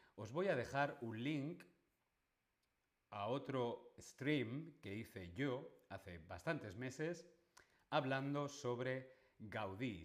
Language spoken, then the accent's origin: Spanish; Alcalá de Henares, Community of Madrid, Spain; Yo y Cervantes nacimos en Alcalá de Henares.